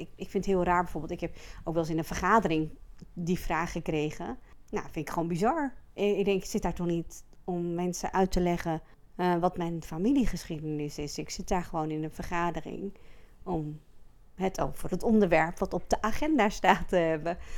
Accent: Friesland, Netherlands; Ik ben geboren en getogen in Friesland, daar kom ik vandaan

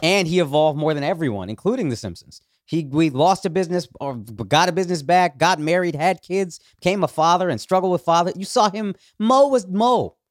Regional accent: Dallas, Texas, United States; up in Texas, actually, in Dallas

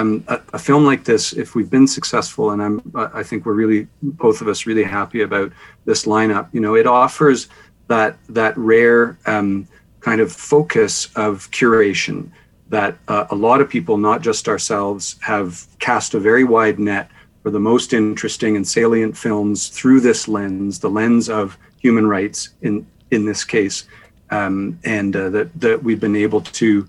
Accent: Canada; as Canadian filmmakers, that's the community that we're from

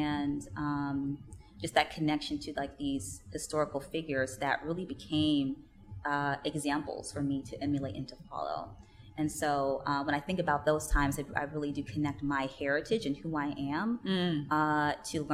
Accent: Chicago, Illinois, United States; I am born and raised right here in the U.S. I grew up in Chicago

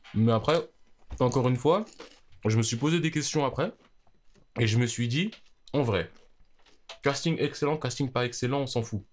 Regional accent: France; on est français. Ah, Voilà, on est français en France

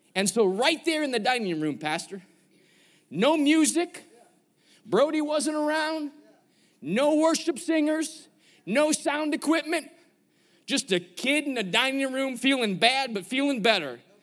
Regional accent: Chicago, Illinois, United States; I'm from Chicago

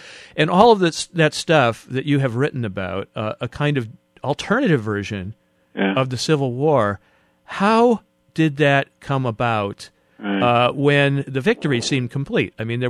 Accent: the North, United States; I grew up in the North

